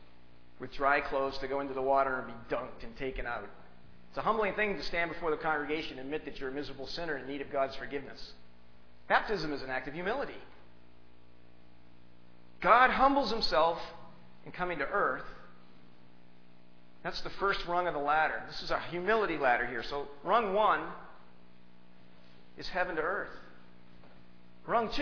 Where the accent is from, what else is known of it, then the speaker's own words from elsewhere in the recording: Hingham, Massachusetts, United States; I'm from Hingham